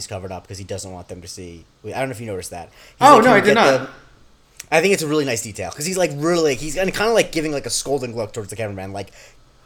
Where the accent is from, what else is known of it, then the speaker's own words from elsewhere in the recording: Florida, United States; my hometown in Florida